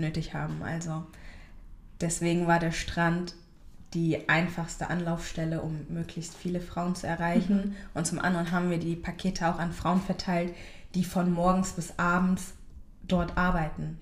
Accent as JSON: {"language": "German", "country": "Germany", "tie": "born or raised there", "said": "ich, die mhm. hier geboren ist und aufgewachsen ist"}